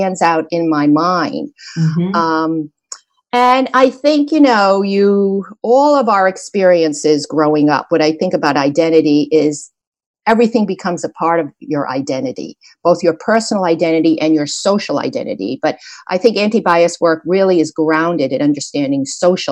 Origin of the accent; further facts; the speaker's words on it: suburbs of New Jersey, United States; also born or lived in New York City, United States; we moved from New York City to the suburbs of New Jersey